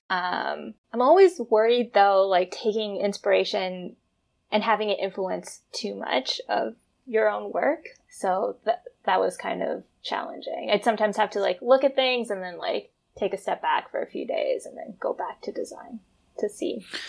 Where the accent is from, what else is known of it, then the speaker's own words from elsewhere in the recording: Toronto, Ontario, Canada; moved away as an adult; also born or lived in Vancouver / Alberta; now in Toronto, Canada; growing up in Toronto